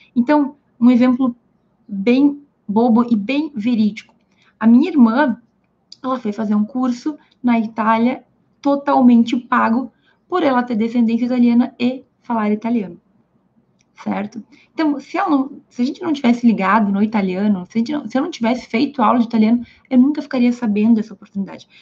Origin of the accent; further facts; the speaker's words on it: Brazil; first language Portuguese; Eu sou brasileira, falo português.